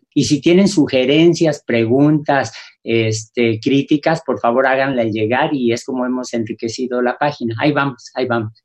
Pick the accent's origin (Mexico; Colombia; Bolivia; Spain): Mexico; los mexicanos